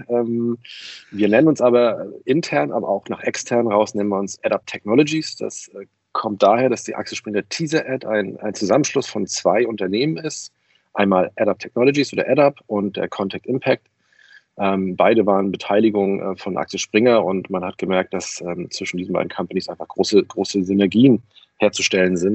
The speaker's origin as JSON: {"language": "German", "town": "Kiel", "region": "Schleswig-Holstein", "country": "Germany", "moved": "yes", "lives_now": "Berlin, Germany", "said": "Ich komme aus Kiel, bin aber schon seit 2002 in Berlin und habe hier meinen Lebensmittelpunkt"}